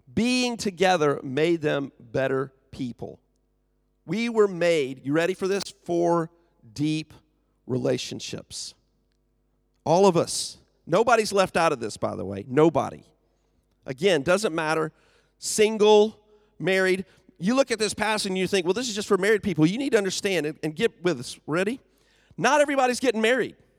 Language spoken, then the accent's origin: English; United States; moved away; I am from the U S.